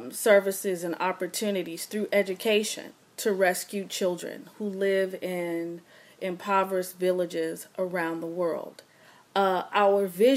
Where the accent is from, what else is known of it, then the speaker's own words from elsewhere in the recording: Los Angeles, California, United States; I'm from Los Angeles. I often make people laugh because I say I'm the little black girl from Crenshaw and Vernon in the Crenshaw district of Los Angeles.